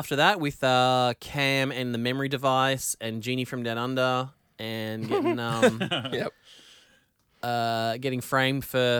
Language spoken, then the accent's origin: English; Australia; We're Australian, aren't we?